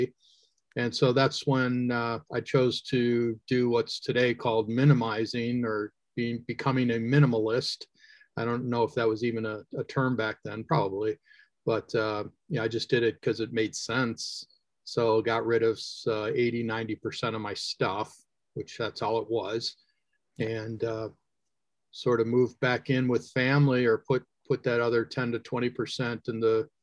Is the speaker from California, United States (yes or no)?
no; Chicago, Illinois, United States; I am born and raised in the Chicagoland area here in the U.S.